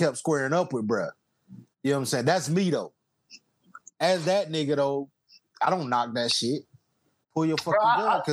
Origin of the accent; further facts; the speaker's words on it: South Georgia, United States; I'm from South Georgia, about Austin, Georgia